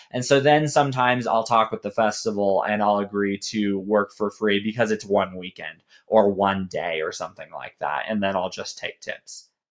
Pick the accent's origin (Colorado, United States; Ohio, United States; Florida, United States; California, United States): Colorado, United States; Colorado Springs; moved away as an adult; also born or lived in Denver, Colorado / Waco, Texas; now in Dallas, United States; I was born in Denver, and I grew up in Colorado Springs